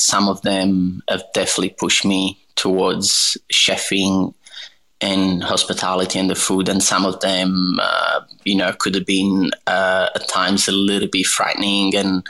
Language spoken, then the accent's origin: English; Naples, Campania, Italy; English is a second language; I am originally from Naples, which is south of Italy. It's about 200 kilometers south of Rome.